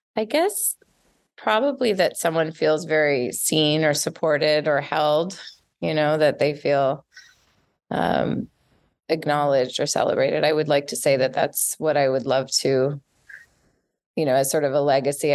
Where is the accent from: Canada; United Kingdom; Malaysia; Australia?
Canada; Montreal, Quebec; accent: Canadian; moved away as an adult; now in Los Angeles, United States; I grew up in Montreal